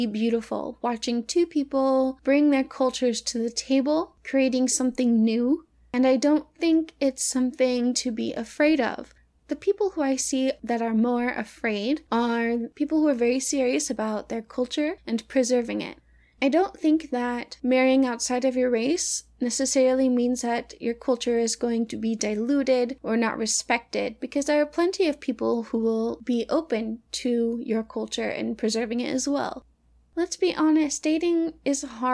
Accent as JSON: {"language": "English", "region": "the South", "country": "United States", "moved": "yes", "said": "I'm from the South"}